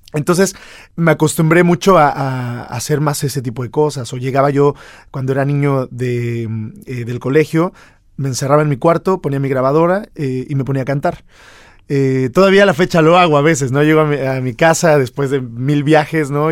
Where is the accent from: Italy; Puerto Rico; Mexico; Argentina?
Mexico; para nosotros como mexicanos